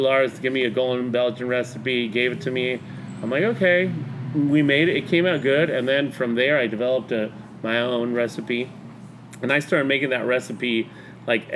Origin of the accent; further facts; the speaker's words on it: Mexico; moved away as an adult; I grew up in Mexico. I went to high school in Mexico, middle school, elementary school in Mexico